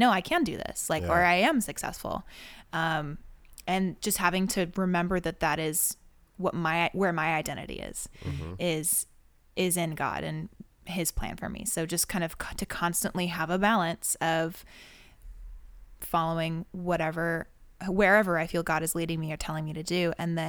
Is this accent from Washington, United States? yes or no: yes; Seattle, Washington, United States; now in Los Angeles, United States; No, I'm from Seattle.